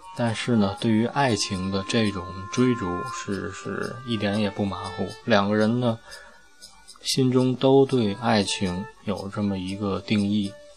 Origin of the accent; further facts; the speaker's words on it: China; 我们大陆这边也有这个发布